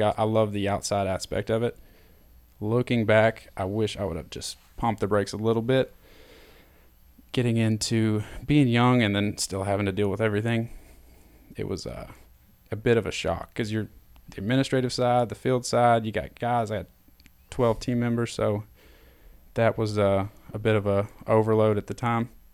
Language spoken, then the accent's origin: English; Knoxville, Tennessee, United States; growing up in Knoxville